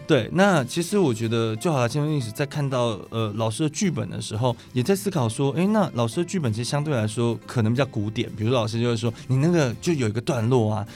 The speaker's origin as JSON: {"language": "Chinese", "country": "Taiwan", "said": "受学校教育，然后加上我们的宗教的环境，然后我们在就是台湾这个地方长大"}